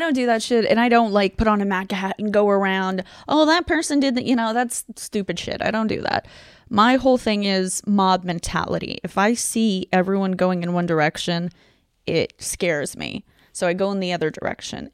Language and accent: English; Ukraine; moved away; also born or lived in Tucson, Arizona, United States; I'm originally from Ukraine. I grew up there and then I moved to Arizona